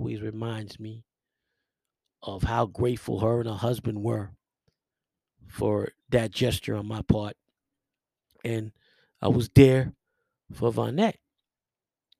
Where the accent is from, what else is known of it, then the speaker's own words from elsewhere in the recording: New York City, New York, United States; where I grew up in the Millbrook Projects